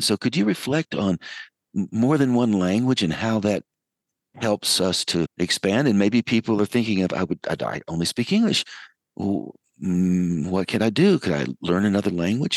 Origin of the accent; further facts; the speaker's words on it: United States; accent: American; my American accent